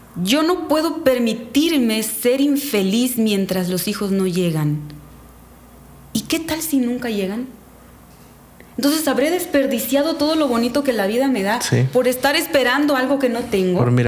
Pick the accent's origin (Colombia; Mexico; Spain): Mexico; Calderitas, Quintana Roo; now in Catemaco, Mexico; soy originaria de Quintana Roo, un pueblo que se llama Calderitas